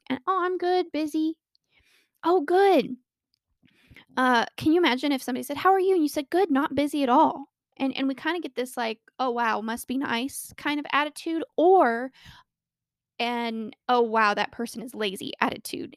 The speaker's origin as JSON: {"language": "English", "region": "Colorado", "country": "United States", "tie": "born or raised there"}